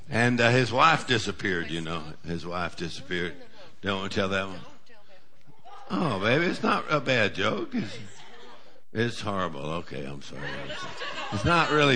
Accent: Texas, United States; now in Louisiana, United States; I'm originally from Texas, but we've been in Louisiana for about 40 years or so

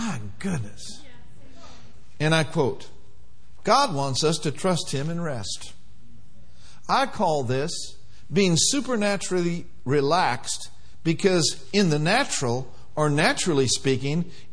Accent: Minneapolis, Minnesota, United States; moved away; I grew up in Minneapolis, Minnesota, where winters lasted a long time.

